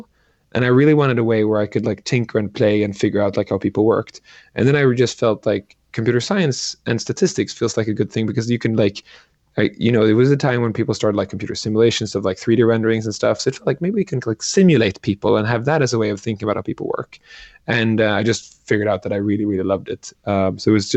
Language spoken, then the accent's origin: English; Sweden; I grew up in Sweden